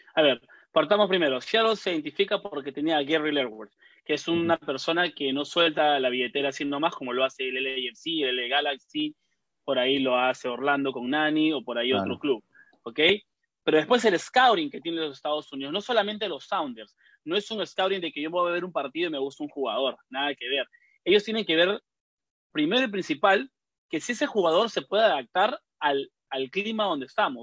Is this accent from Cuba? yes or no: no; Peru; now in United States; nosotros que somos peruanos